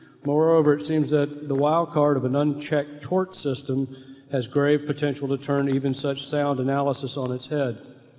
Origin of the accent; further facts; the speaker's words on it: Durham, North Carolina, United States; from Durham, North Carolina.